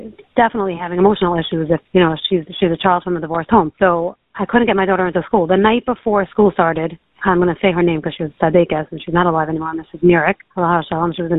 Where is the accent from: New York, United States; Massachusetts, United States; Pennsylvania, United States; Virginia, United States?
New York, United States; New York City; moved away as an adult; also born or lived in Lakewood, New Jersey; now in Baltimore, United States; I grew up in Queens, went to high school in Brooklyn, and then I got married at 21 and moved to Lakewood.